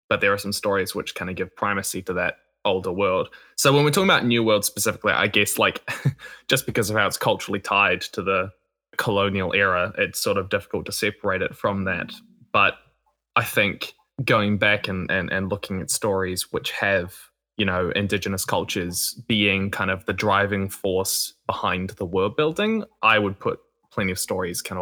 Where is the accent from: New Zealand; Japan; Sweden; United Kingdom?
New Zealand; I'm from New Zealand, which has different indigenous cultural stuff to talk about.